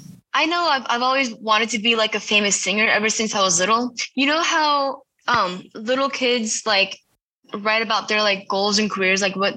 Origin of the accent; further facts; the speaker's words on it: Largo, Florida, United States; I actually live in Florida, by the way. I forgot to say that. I'm from Largo, Florida.